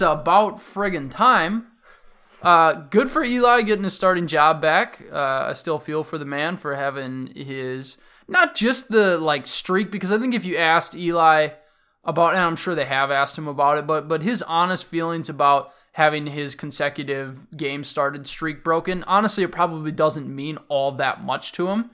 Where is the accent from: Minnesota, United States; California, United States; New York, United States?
Minnesota, United States; the Minnesotan in me